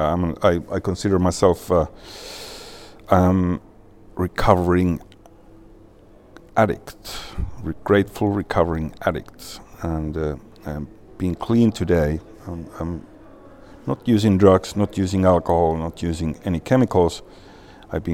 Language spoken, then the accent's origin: English; Vaasa, Ostrobothnia, Finland; English is a second language; moved away as an adult; also born or lived in Korsholm, Finland / Täby, Sweden / Stockholm, Sweden; now in Spain; I'm from Vasa, western Finland, Swedish speaking city of very very Swedish speaking city of Vasa.